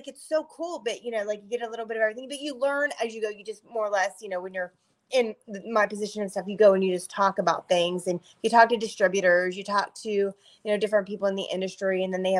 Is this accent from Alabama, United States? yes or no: no; Pittsburgh, Pennsylvania, United States; also born or lived in Ohio; now in Florida, United States; I'm originally from Pittsburgh, but I've lived in Ohio for the last quite a few years and just literally moved to Florida about a year ago.